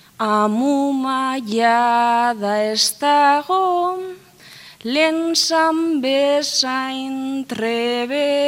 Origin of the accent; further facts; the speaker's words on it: Gernika, Basque Country, Spain; joan binaz gernika nire herrira